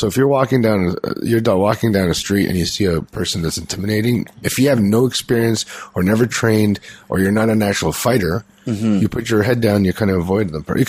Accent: Philippines; I'm Filipino.

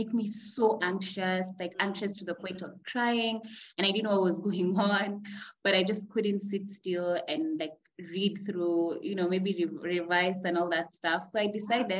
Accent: Kenya; also born or lived in Nairobi, Kenya; I am a psychoeducator living in Kenya, Nairobi, Kenya

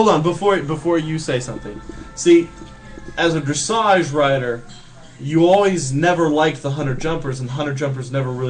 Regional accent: Kentucky, United States; growing up in Kentucky why I didn't just ride Western, because that's all there was

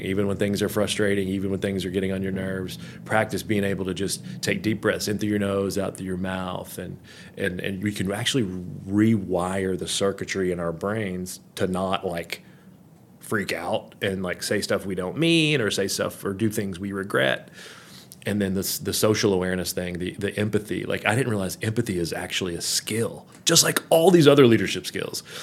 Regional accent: Kentucky, United States; moved away; also born or lived in Florida; I was a basketball guy growing up in Kentucky

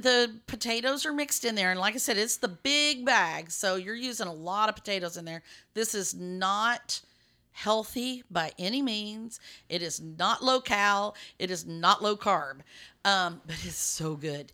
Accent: West Texas, United States; moved away; I grew up in West Texas

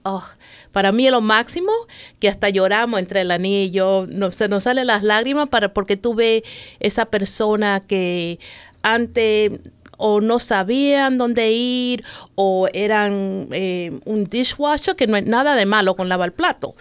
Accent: New York, United States; moved away as an adult; also born or lived in Santo Domingo, Dominican Republic / Baltimore, Maryland; now in Maryland, United States; me crié en New York, de Santo Domingo. Llegamos aquí cuando apenas estaba en el tercer grado. Y me crié allá en New York

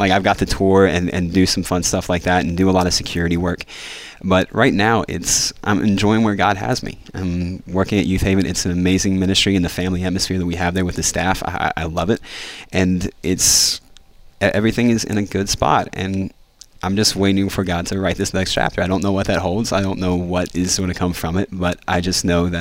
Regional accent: West Virginia, United States; I'm a redneck from West Virginia.

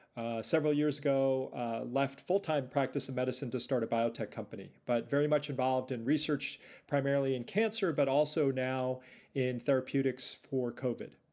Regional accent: New York City, New York, United States; moved away as an adult; also born or lived in northern New Jersey / Chicago; I was born and raised in New York City

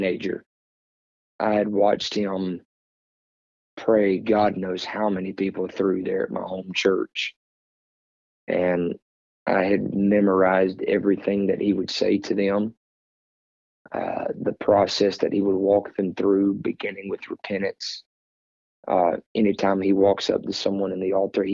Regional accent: South Louisiana, United States; We're from South Louisiana

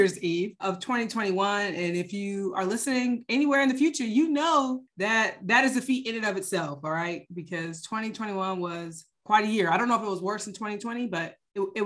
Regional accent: Atlanta, Georgia, United States; I still live outside Atlanta in the suburbs where we grew up

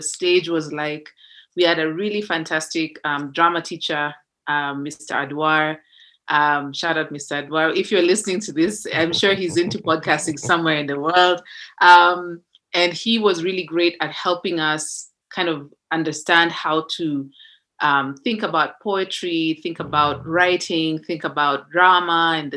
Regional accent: Nairobi, Kenya; moved away as an adult; I grew up in Nairobi, which is a very, you know, it's a very multicultural city

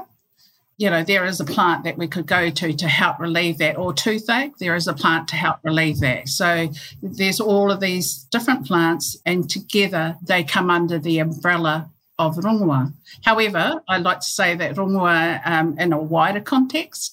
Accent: Hastings, Hawke's Bay, New Zealand; We grew up in Hastings and Waimarama in Ngāti Kahanunu in Hawke's Bay

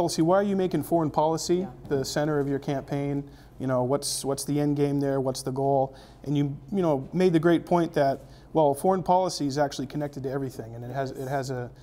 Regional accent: Peterborough, New Hampshire, United States; here in my hometown, downtown Peterborough, New Hampshire

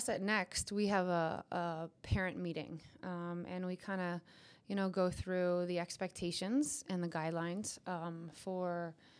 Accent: Pennsylvania, United States; We've lived in a bunch of places and back to my roots

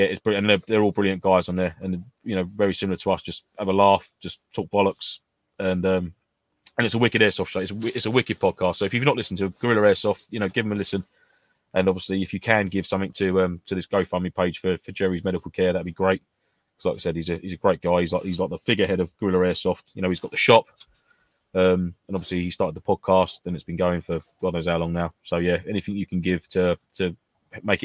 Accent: United Kingdom; we are British

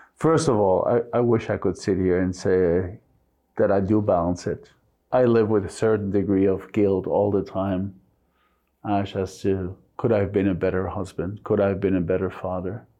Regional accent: Mexico; English is a second language; moved away as an adult; also born or lived in United States; now in London, United Kingdom; I was born and raised to German parents in Mexico

